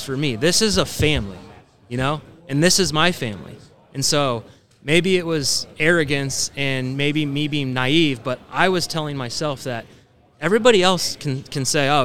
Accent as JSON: {"language": "English", "town": "Kansas City", "country": "United States", "tie": "born or raised there", "said": "I'm a hometown kid and I got to play 12 years for my hometown team"}